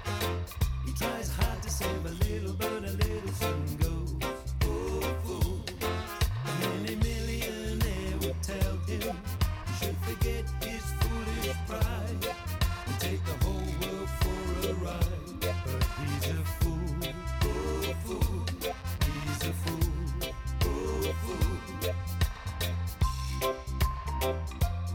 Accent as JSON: {"language": "English", "country": "United States", "said": "As an American"}